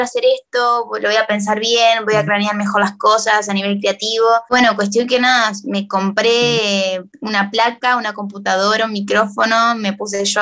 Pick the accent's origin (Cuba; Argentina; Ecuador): Argentina; moved away; considero que no hay como los argentinos, viste, como rodearse de su gente y y no sé, como que no, voy allá y no siento